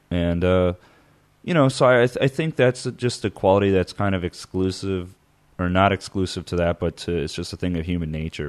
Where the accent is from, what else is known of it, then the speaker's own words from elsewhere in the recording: Midwest, United States; moved away; growing up in the Midwest